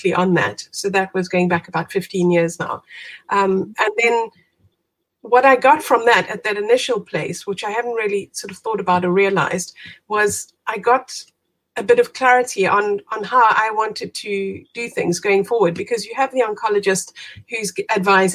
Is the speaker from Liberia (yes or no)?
no; South Africa; moved away as an adult; now in United Kingdom; I am originally from South Africa, as you can hear. Moved out to the UK about 20 years ago now.